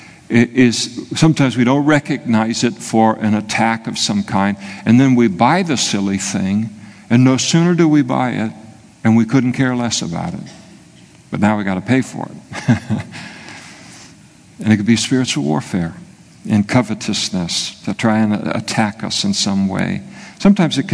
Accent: Scotland, United Kingdom; I'm a Scot

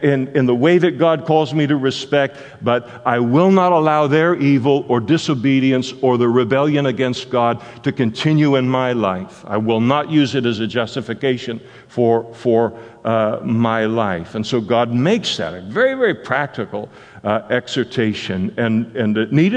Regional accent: Henderson, Nevada, United States; I was born in Henderson, Nevada

